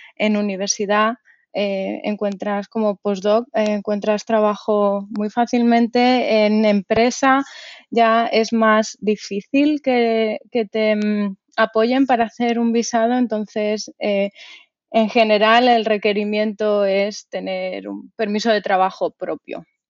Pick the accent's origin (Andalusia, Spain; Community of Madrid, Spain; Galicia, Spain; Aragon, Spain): Community of Madrid, Spain; Madrid; moved away as an adult; now in New Brunswick, United States; yo soy de Madrid